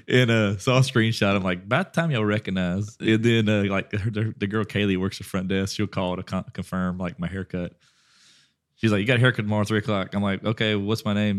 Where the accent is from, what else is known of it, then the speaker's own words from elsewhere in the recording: Westlake, Louisiana, United States; where my hometown is.